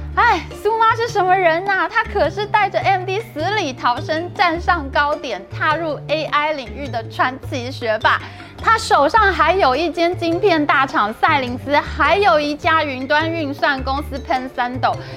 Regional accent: Taiwan; 我们台湾这边

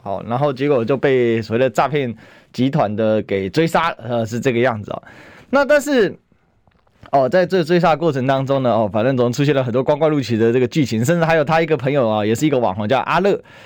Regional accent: Taiwan; 之前我们台湾人很多人到当地去哦。

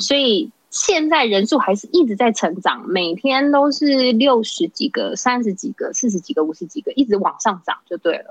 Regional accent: Datong Township, Yilan County, Taiwan; moved away as an adult; now in El Salvador; 我是台湾人

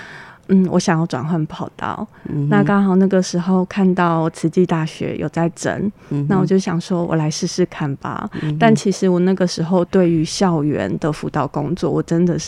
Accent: Taipei, Taiwan; also born or lived in Kaohsiung; now in Hualien, Taiwan; 我是台北人

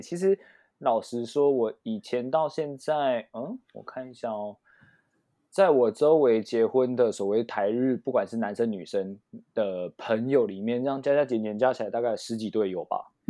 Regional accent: Taiwan; moved away; also born or lived in Japan; 我是台湾，不是泰国

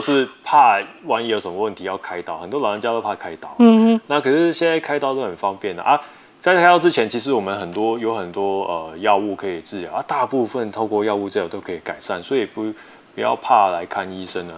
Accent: Taiwan; 我们台湾话

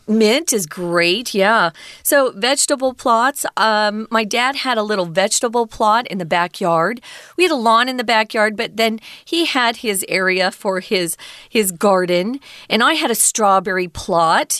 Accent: Mesa, Arizona, United States; my hometown in Mesa

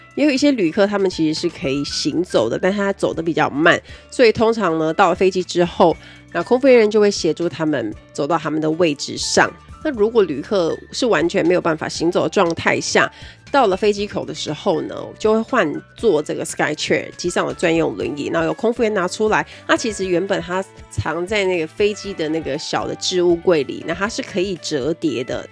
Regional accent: Kaohsiung, Taiwan; 我们都是高雄人

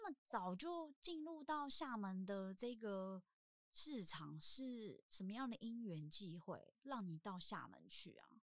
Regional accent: Kinmen County, Taiwan; 我回金门也不过差，差不多快十年

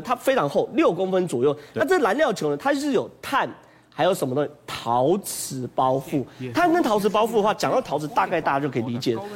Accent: Taiwan; 我们台湾人叫核融合。

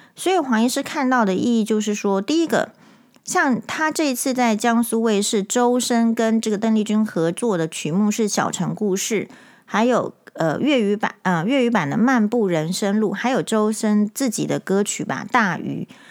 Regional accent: Taiwan; 身为台湾人是与有荣焉的

